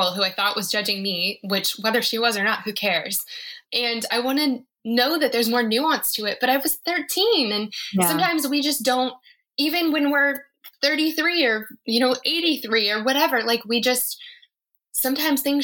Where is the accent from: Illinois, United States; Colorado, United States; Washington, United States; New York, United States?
Colorado, United States; I'm from Colorado